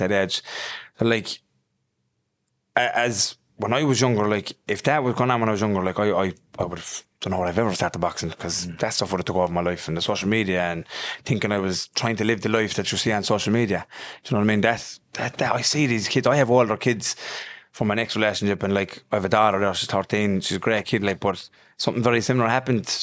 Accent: Limerick, Munster, Ireland; I'm from Limerick, the Island Fields. I moved around a lot when I was young.

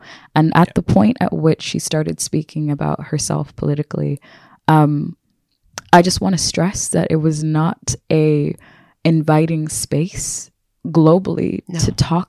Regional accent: United States; I am a person from America who has a history of and a heritage of my ancestors being enslaved. So I have a disconnection from home.

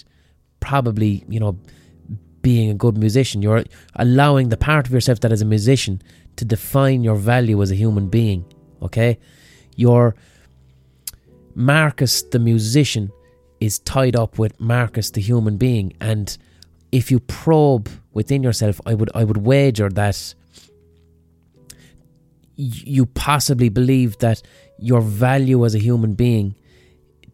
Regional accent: Ireland; as Irish people

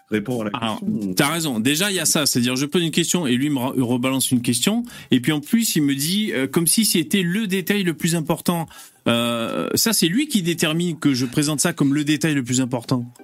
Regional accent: France; born there; non je suis français, né en France et d'origine algérienne.

